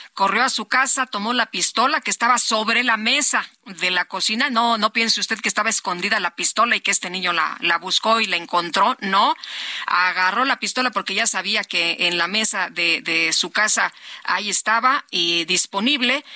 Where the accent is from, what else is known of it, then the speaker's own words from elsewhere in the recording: Zacatecas, Mexico; Yo soy de Zacatecas